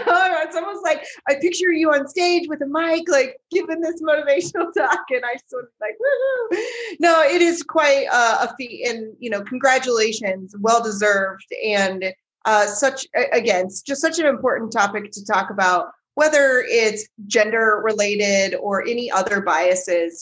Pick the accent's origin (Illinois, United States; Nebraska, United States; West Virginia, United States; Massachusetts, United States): Nebraska, United States; I'm not from Denver, I'm from Nebraska